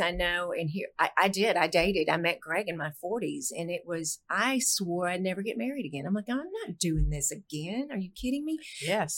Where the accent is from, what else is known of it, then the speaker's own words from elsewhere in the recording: Fort Worth, Texas, United States; my hometown, Fort Worth